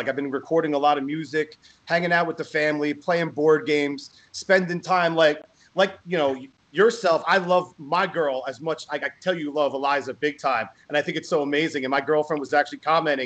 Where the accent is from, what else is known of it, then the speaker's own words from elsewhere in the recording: New Jersey, United States; I'm from Jersey.